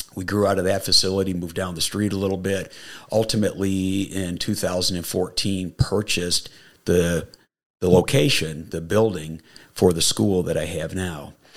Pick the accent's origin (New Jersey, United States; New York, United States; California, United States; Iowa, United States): New York, United States; Niagara Falls; moved away; I grew up in upstate New York